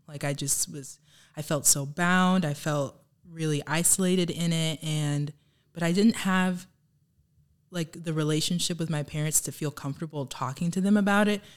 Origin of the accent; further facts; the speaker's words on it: Houston, Texas, United States; moved away as an adult; now in Michigan, United States; I grew up in Texas